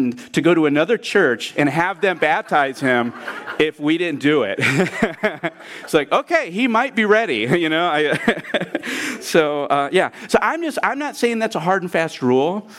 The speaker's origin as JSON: {"language": "English", "town": "Port Clinton", "region": "Ohio", "country": "United States", "said": "I'm from Port Clinton, Ohio"}